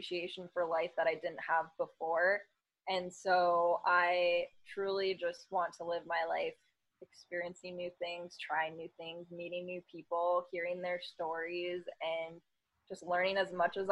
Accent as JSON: {"language": "English", "area": "San Diego and Los Angeles", "region": "California", "country": "United States", "tie": "born or raised there", "said": "I was born in Los Angeles, the Valley. So LA girl. But I grew up in San Diego and LA."}